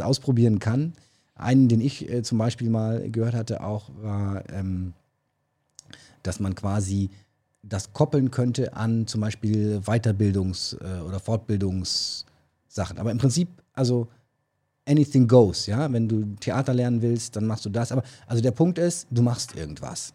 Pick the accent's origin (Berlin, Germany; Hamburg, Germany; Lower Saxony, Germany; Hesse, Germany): Berlin, Germany; accent: Berlin; moved away; Ich darf den Berliner Akzent machen, weil ich komme aus Berlin. Ähm, ursprünglich